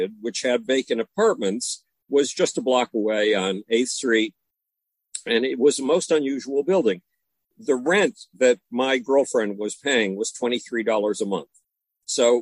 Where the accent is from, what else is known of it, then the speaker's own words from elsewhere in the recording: Buffalo, New York, United States; moved away as an adult; Growing up in Buffalo, New York, I couldn't relate to anybody in my own hometown